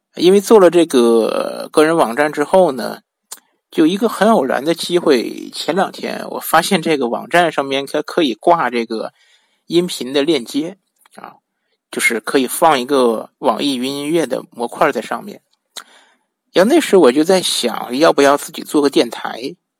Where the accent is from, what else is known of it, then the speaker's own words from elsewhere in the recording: northern China, China; 我本身是北方人